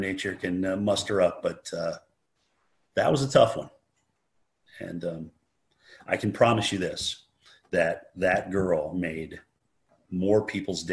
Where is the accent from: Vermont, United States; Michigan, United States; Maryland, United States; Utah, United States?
Vermont, United States; White River Junction; growing up in White River Junction, Vermont